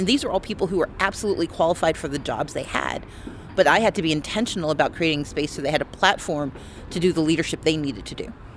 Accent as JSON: {"language": "English", "country": "United States", "also_born_or_lived": "Georgia", "said": "I am an American"}